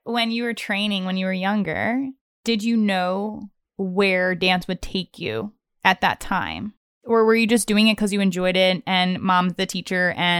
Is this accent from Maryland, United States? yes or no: yes; Maryland, United States; I grew up in Maryland. So my studio was based in the Baltimore area.